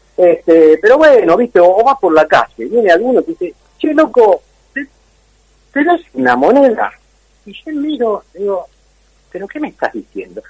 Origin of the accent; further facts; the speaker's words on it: Argentina; ¿Cómo somos los argentinos?